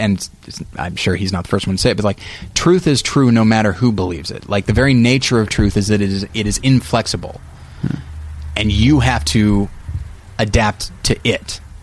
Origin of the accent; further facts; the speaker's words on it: United States; we're American